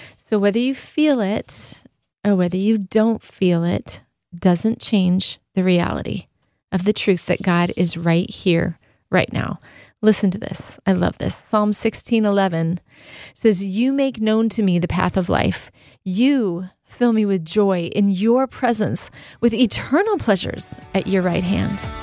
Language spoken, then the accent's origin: English; Southern California, United States; I grew up in Southern California.